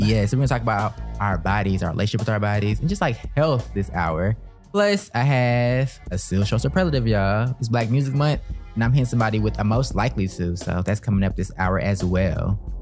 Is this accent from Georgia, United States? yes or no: yes; Atlanta, Georgia, United States; moved away as an adult; also born or lived in Washington, District of Columbia, United States; we're both from Atlanta